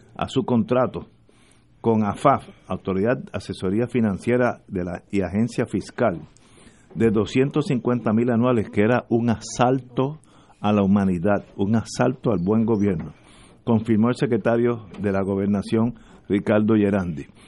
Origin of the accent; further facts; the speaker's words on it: Puerto Rico; como puertorriqueño